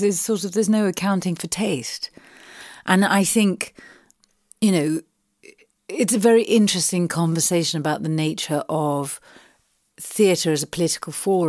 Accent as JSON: {"language": "English", "region": "London", "country": "United Kingdom", "tie": "born or raised there", "said": "And I mean, I grew up in Southeast London, and so I'm sure I've said this before, but you know, it's a real mecca to me."}